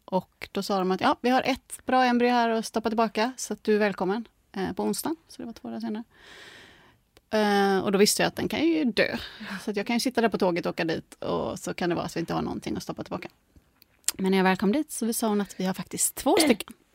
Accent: Gothenburg, Västra Götaland, Sweden; now in Stockholm, Sweden; jag är från Göteborg egentligen

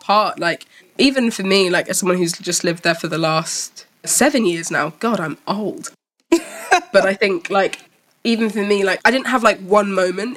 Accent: Malawi; I'm from Malawi

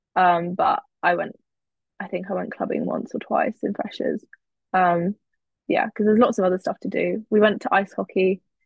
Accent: Cambridge, East of England, United Kingdom; moved away as an adult; now in Oxford, United Kingdom; I grew up in Cambridge, so I knew that going to Cambridge was not going to be an option because I just wanted to go somewhere else that wasn't where I'd been born born and bred.

